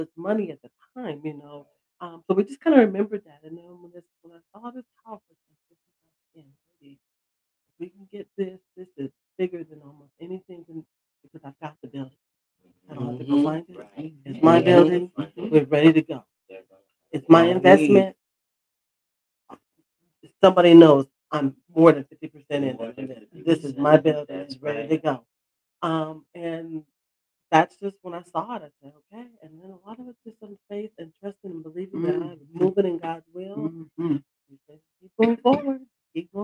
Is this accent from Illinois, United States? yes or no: no; Seattle, Washington, United States; now in Philadelphia, United States; I'm not originally from this area. So I came from Seattle, Washington